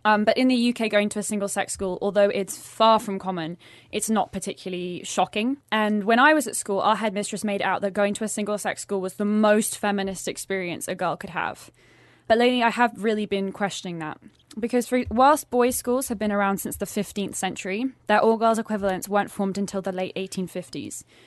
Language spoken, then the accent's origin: English; England, United Kingdom; now in Sweden; growing up in England, uh, as a girl